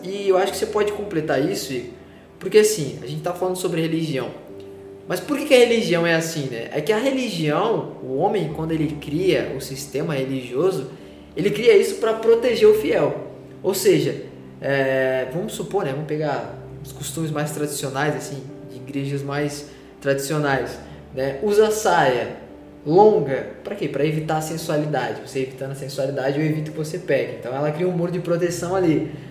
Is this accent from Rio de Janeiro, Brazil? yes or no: no; São Paulo, Brazil; moved away; Eu sou de São Paulo